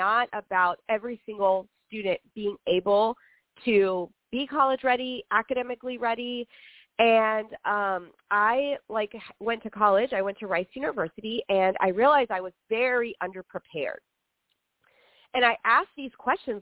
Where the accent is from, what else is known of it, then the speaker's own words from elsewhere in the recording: Rio Grande Valley, Texas, United States; now in Houston, United States; I grew up in the Rio Grande Valley, and I grew up in an area, rural Texas